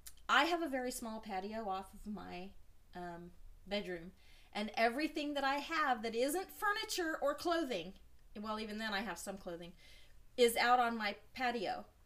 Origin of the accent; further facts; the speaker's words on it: Roswell, New Mexico, United States; moved away; you know we are both from Roswell, New Mexico.